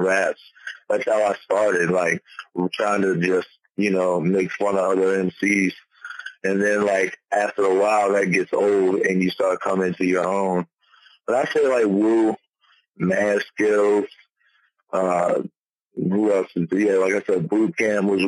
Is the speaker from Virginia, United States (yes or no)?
yes; Petersburg, Virginia, United States; also born or lived in Prince George, Virginia; now in Richmond, United States; I grew up in Petersburg all the way till I was like 12 or 13.